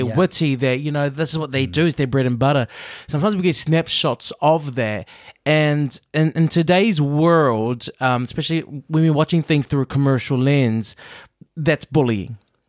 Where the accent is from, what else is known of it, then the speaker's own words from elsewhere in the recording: Chicago, Illinois, United States; I am from Chicago.